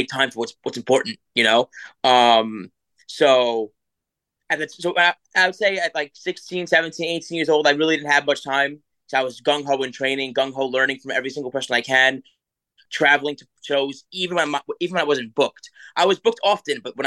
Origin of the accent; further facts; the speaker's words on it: New York City, New York, United States; I live South Shore, Staten Island, beautiful area, very, very friendly family area